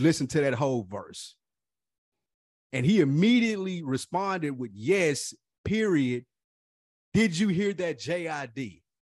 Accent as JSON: {"language": "English", "town": "Nashville", "region": "Tennessee", "country": "United States", "said": "I was from Nashville too"}